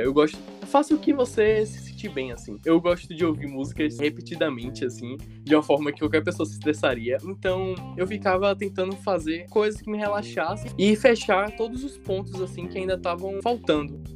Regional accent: Salvador, Bahia, Brazil; Eu sou daqui de Salvador mesmo

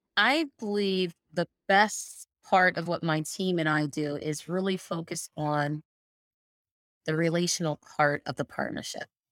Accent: Allentown, Pennsylvania, United States; I grew up in Bethlehem, Allentown, Pennsylvania

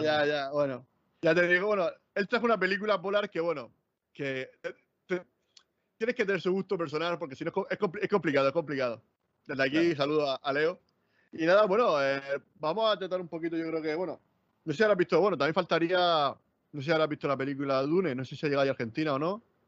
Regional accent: Murcia, Region of Murcia, Spain; accent: murciano; nosotros somos, nosotros somos de Murcia

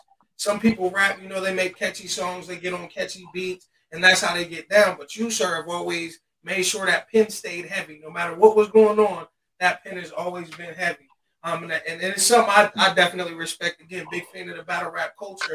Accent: Philadelphia, Pennsylvania, United States; I'm originally from Philly

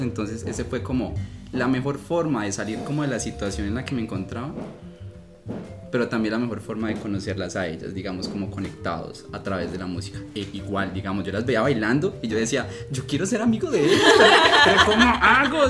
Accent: Colombia; moved away as an adult; also born or lived in Heredia, Costa Rica; now in Costa Rica; yo llevaba eh, un año y medio más o menos viviendo en Costa Rica, yo soy colombiano

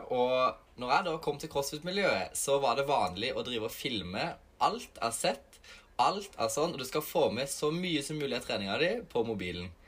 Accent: Evje, Agder, Norway; now in Kristiansand, Norway; Jeg er opprinnelig fra Evje, men nå bor jeg i Kristiansand.

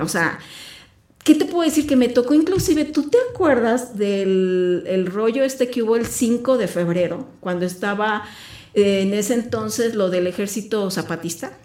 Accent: Mexico City, Mexico; now in Querétaro, Mexico; yo crecí en la Ciudad de México.

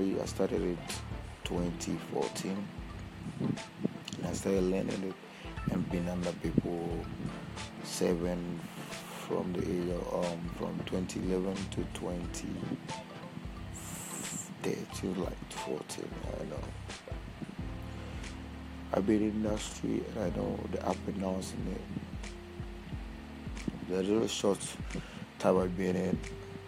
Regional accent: Ghana; I'm from Ghana

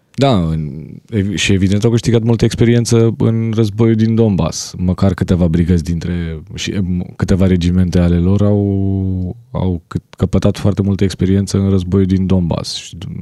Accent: Romania; sunt din România

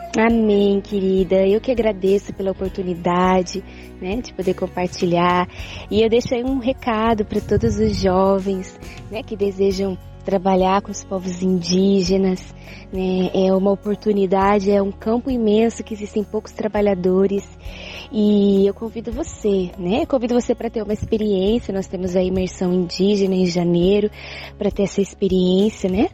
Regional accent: São Paulo, Brazil; Sou de São Paulo

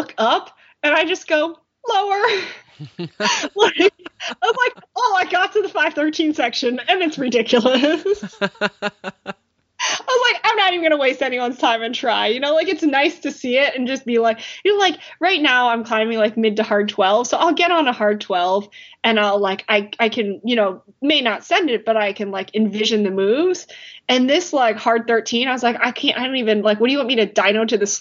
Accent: United States; as an American

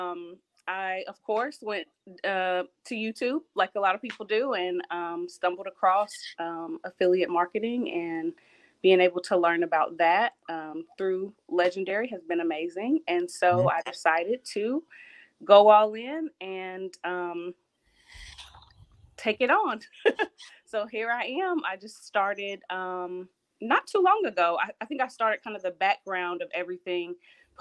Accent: Ohio, United States; now in the Carolinas, United States; I'm from Ohio originally. I'm currently in the Carolinas

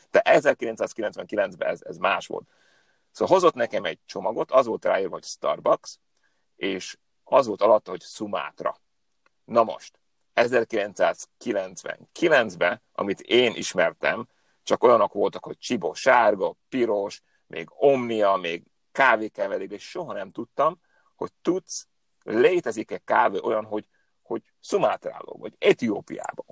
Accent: Upper Hungary, Hungarian from Slovakia, Felvidék, Slovakia; moved away as an adult; also born or lived in Hetény / Budapest; now in California, United States; én egy felvidéki magyar vagyok, aki most már tíz éve Kaliforniában él.

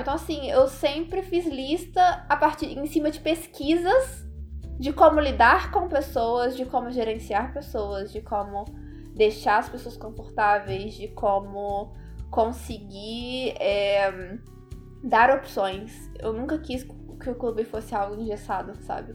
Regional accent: Minas Gerais, Brazil; now in Canada; eu sou de Minas, mas tô em terras canadenses

